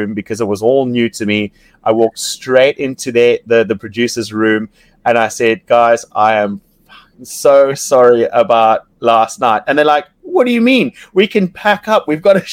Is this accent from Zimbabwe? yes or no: yes; Zimbabwe; from Zimbabwe